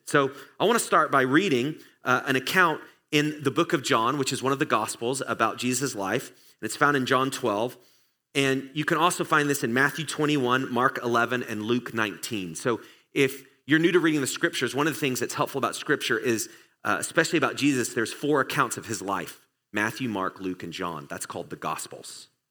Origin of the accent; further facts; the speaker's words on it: England, United Kingdom; now in United States; I grew up in England